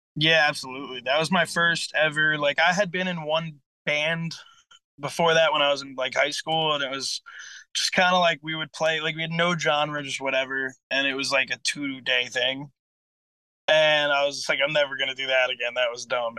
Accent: Port Jefferson Station, New York, United States; I'm from Port Jeff Station, which is kinda like deep Suffolk County

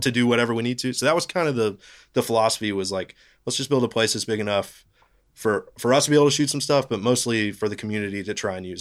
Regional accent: Knoxville, Tennessee, United States; I grew up in Knoxville

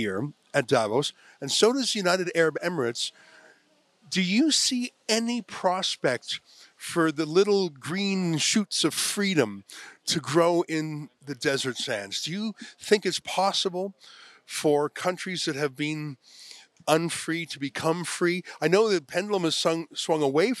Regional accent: Canada; I'm not even American myself. I'm Canadian.

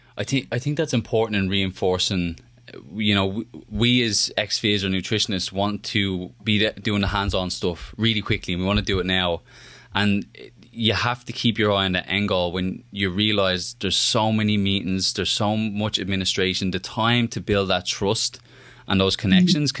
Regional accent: Ireland; moved away; I'm Irish

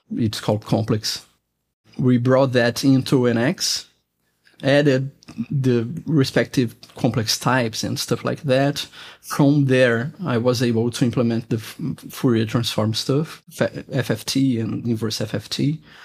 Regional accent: Brazil; I'm from Brazil

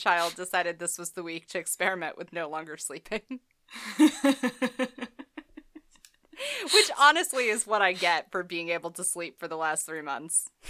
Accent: New England, United States; I'm from New England

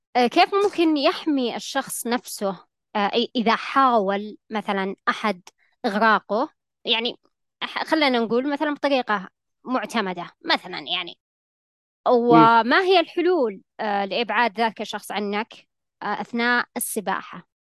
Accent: Saudi Arabia; عندنا في المملكة العربية السعودية

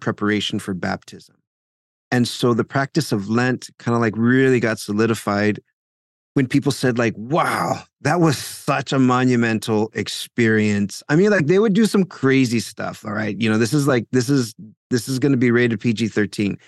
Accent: South Texas, United States; now in Paterson, New Jersey, United States; I'm originally from South Texas

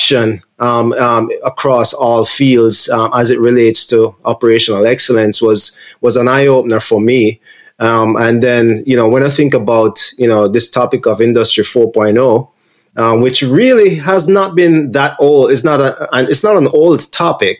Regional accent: Jamaica; moved away; I'm from Jamaica originally

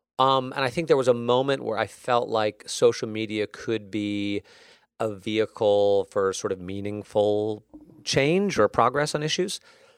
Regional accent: Connecticut, United States; I'll share a personal story, which is, you know, after the Sandy Hook shooting, which was close to where I grew up in Connecticut.

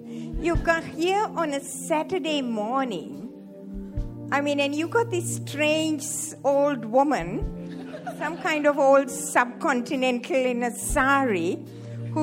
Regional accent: Sri Lanka; moved away as an adult; also born or lived in Hawaii; I was born in Sri Lanka, in the tea plantations of Sri Lanka. And I grew up there.

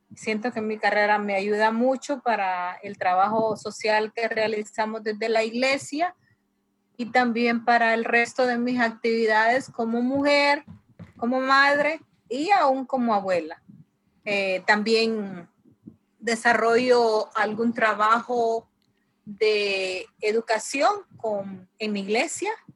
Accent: La Ceiba, Atlántida, Honduras; de La Ceiba, Honduras

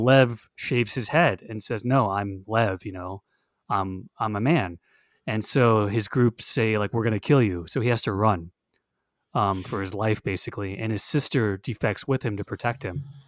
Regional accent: Hollywood, Florida, United States; now in Orlando, United States; I was born in Hollywood, Florida.

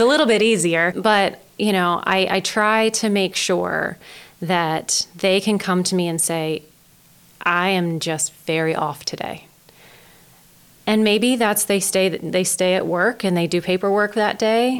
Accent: Denton, Maryland, United States; also born or lived in Greensboro, Maryland; I was born and raised in Denton, Maryland

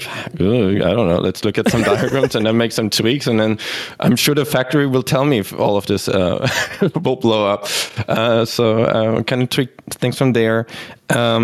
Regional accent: Berlin, Germany; also born or lived in Sweden / Australia; now in Vancouver, Canada; I'm originally from Germany, born in Berlin, but as we went through, spent time in Sweden and Australia, and now being in Vancouver

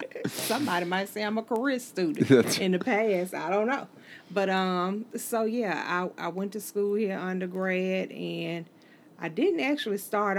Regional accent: Holly Springs, United States; moved away; I started teaching in Holly Springs because that's my hometown.

